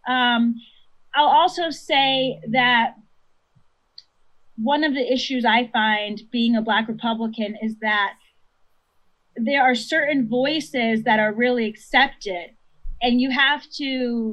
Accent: Connecticut, United States; growing up in Connecticut, which is a very white state

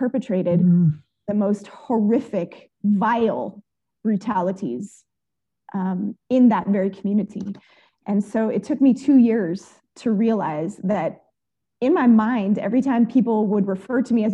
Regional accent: Oakland, California, United States; I grew up in East Oakland

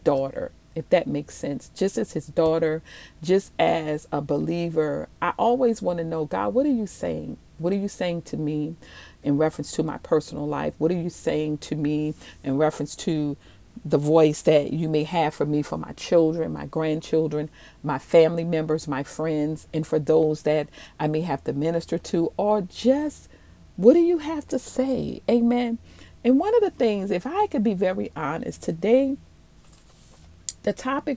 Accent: New Orleans, Louisiana, United States; moved away; also born or lived in Maryland / Dallas, Texas / Cedar Hill, Texas; I am originally from New Orleans, Louisiana.

